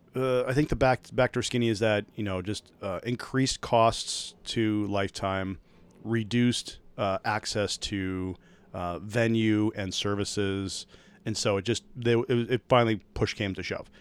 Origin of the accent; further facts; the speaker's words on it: Minnesota, United States; being a Minnesotan